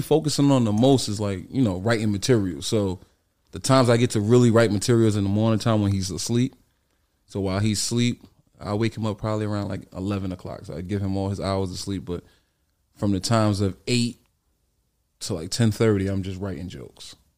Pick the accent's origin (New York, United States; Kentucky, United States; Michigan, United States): New York, United States; New York City; also born or lived in Bronx; I'm actually from Harlem, right across the street from, uh, Rucker Park on one hundred fifty-fifth Street.